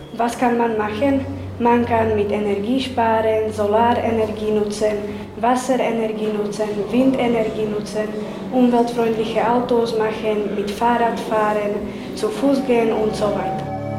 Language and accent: German; Medzev, Košice Region, Slovakia; bei uns in Medzew, heizen die Familien mit Holz